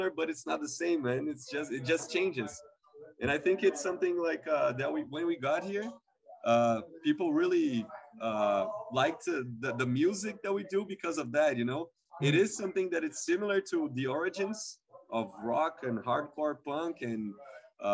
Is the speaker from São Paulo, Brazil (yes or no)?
yes; São Paulo, Brazil; English is a second language; We come from Southside Sao Paulo. Kind of tough way to live because we live in a very big city